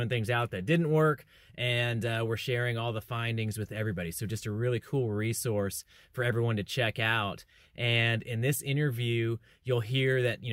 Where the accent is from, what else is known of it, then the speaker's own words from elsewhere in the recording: Chowchilla, California, United States; now in Fort Worth, United States; I'm in Fort Worth, Texas now, but I grew up in the Fresno area, Chowchilla to be specific